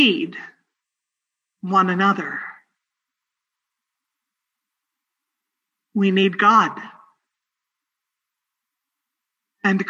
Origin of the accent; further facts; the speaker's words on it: Northern California, United States; moved away; My hometown in Northern California